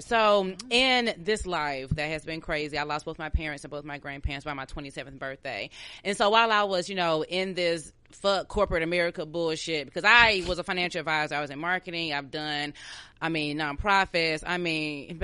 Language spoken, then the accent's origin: English; Atlanta, Georgia, United States; I'm from Atlanta